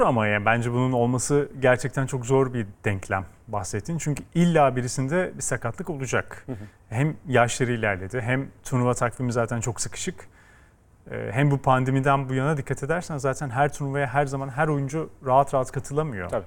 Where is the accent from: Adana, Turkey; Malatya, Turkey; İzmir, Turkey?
İzmir, Turkey; ben İzmir'de büyüdüm